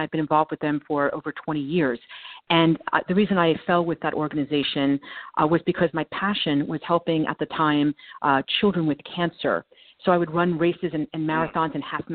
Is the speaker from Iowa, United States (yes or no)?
no; New Jersey, United States; also born or lived in Manhattan, New York; now in New York City, United States; I grew up in New Jersey. I live in Manhattan now, but I grew up there